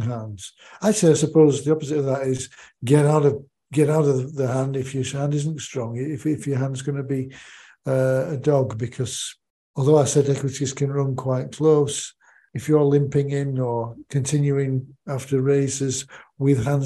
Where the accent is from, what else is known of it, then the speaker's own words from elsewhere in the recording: United Kingdom; growing up in the United Kingdom